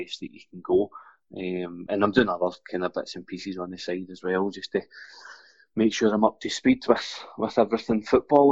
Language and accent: English; Airdrie, Scotland, United Kingdom; Born and raised in Airdrie. Currently staying in a wee village just outside Airdrie.